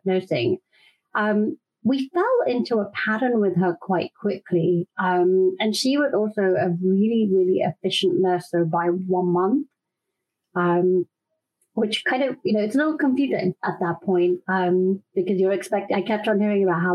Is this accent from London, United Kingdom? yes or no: yes; London, United Kingdom; moved away as an adult; now in Austin, United States; I'm in Austin, Texas now, but born and raised in London.